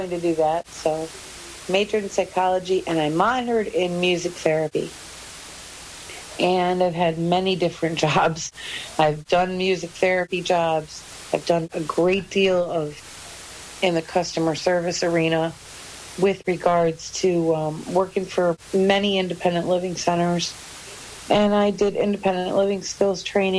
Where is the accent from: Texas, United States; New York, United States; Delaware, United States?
New York, United States; Tonawanda; I was born and raised outside of Buffalo in a city called Tonawanda of about 19,000 people